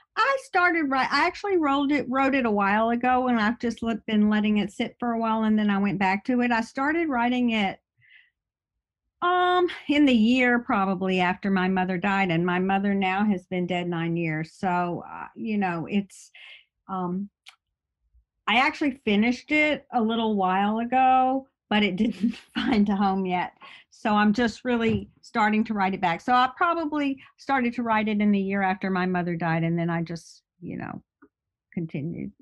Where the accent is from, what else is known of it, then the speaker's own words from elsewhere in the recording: Birmingham, Alabama, United States; now in upstate New York, United States; I'm from Birmingham, Alabama. I live in upstate New York